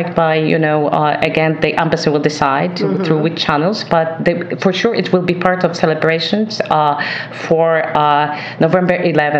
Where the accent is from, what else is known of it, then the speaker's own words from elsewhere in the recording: Gdynia, Pomeranian Voivodeship, Poland; now in Canada; the Museum of Immigration in Gdynia, which is my hometown.